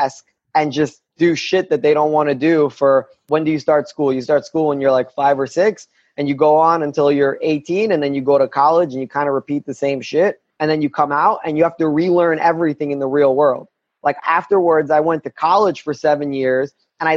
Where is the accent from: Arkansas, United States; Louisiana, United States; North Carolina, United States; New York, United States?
New York, United States; New York City; also born or lived in Chechnya; I grew up in Brooklyn, New York in the 90s